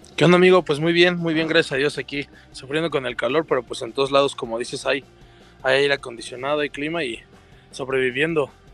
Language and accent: Spanish; Mexico; los mexicanos